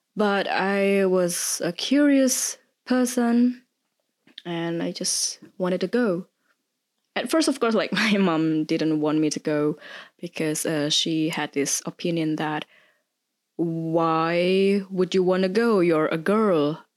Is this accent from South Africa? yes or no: no; Indonesia; moved away as an adult; now in Germany; I originally come from Indonesia, but I've been living here in Germany for more than eight years